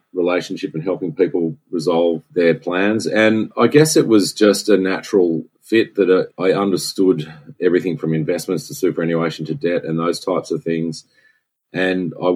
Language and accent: English; Sydney, New South Wales, Australia; moved away as an adult; also born or lived in Singapore; I was born in Sydney, and I grew up on the north side of Sydney.